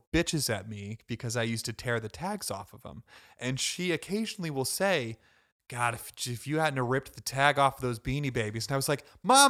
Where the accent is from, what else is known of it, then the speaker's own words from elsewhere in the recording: Ohio, United States; I'm from Ohio.